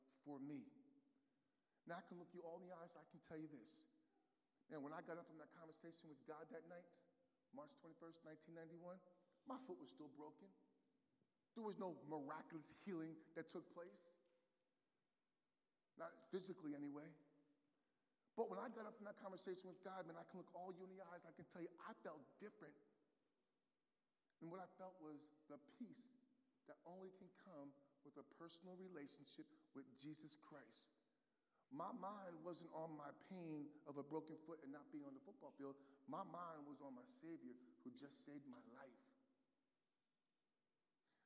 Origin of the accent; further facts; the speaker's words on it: United States; moved away; my hometown team, the New York Giants